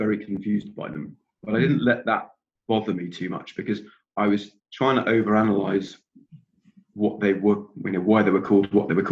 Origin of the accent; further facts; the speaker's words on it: England, United Kingdom; now in Scotland, United Kingdom; I live up here in Scotland now. I was born in England